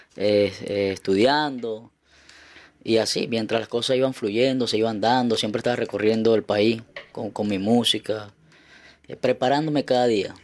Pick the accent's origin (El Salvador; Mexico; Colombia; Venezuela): Venezuela; Carúpano, Sucre; now in Chile; de donde yo soy siempre, yo creo que los carnavales es algo bastante emblemático que sean los carnavales de Carupa